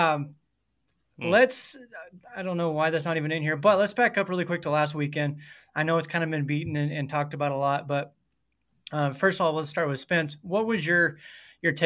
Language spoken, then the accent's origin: English; New Mexico, United States; now in Idaho, United States; I grew up in New Mexico, actually